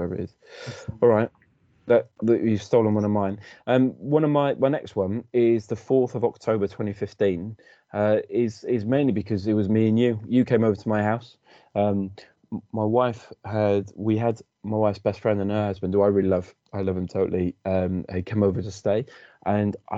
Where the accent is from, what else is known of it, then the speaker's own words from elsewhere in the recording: Cardiff, Wales, United Kingdom; now in Hertfordshire, United Kingdom; I'm unashamedly Welsh and from Cardiff